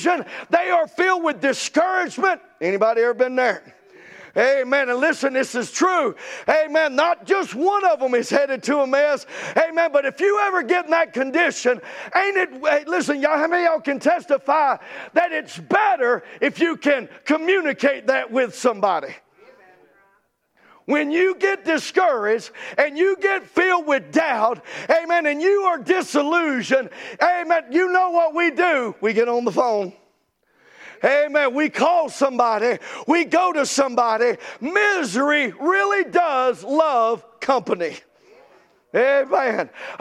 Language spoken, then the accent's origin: English; the South, United States; we're from the South